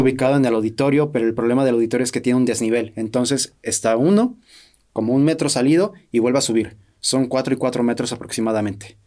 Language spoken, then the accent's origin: Spanish; Mexico; siendo también mexicanos